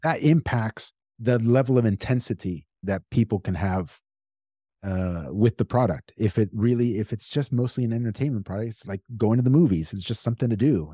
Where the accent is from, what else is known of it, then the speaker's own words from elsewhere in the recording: United States; I'm American, born and raised here my whole life